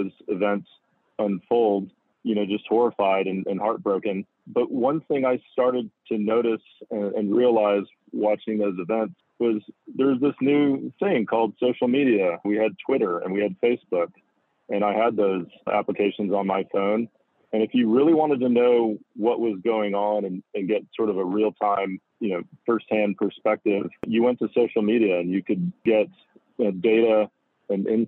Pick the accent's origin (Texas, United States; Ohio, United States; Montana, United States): Texas, United States; Houston; moved away as an adult; also born or lived in Los Angeles, California; growing up in Houston along the Gulf Coast